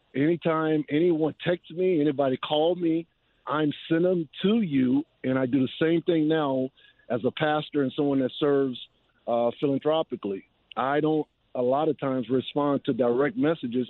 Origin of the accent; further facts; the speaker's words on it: New Orleans, Louisiana, United States; in my hometown in a Superdome where I played high school football